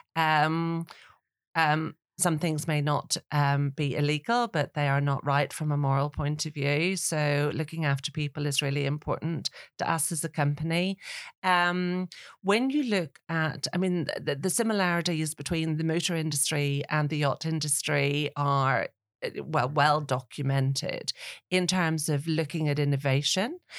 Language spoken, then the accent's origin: English; Northern Ireland, United Kingdom; now in England; I'm from Northern Ireland